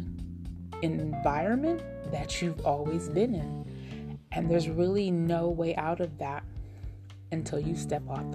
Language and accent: English; United States; moved away as an adult; now in Nevada, United States; I am a 40-something woman, African-American, born and raised in the United States